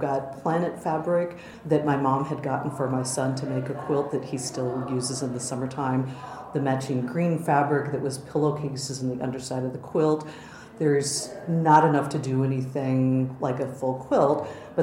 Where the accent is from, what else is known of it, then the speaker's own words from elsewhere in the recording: South Dakota, United States; moved away as an adult; also born or lived in Minnesota; now in New York, United States; I was born in Minnesota, grew up in South Dakota, came out here almost 30 years ago